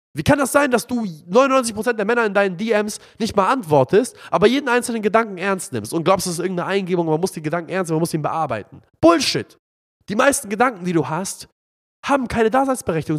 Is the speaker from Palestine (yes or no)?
yes; Palestine; now in Hamburg, Germany; mein Heimatland, Palästina